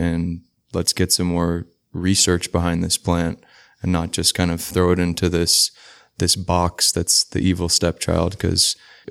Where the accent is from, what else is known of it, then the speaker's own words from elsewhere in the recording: Kingston, Surrey, Jamaica; now in Seattle, United States; So I'm originally from Kingston, Jamaica, but I moved to Seattle when I was relatively young. And I basically would consider myself from Seattle, but from Jamaica.